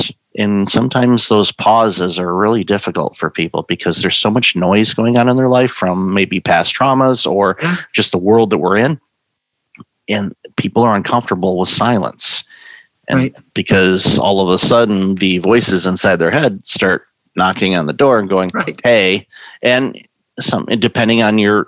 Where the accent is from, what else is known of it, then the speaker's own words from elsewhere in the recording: Detroit, Michigan, United States; moved away; I'm originally from Detroit